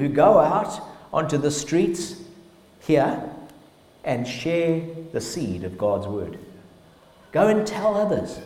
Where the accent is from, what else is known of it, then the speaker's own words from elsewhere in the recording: Zimbabwe; We grew up in Zimbabwe